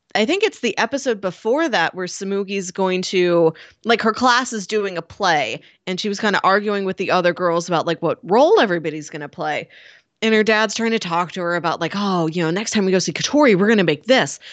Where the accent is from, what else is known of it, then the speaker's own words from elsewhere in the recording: United States; as an American audience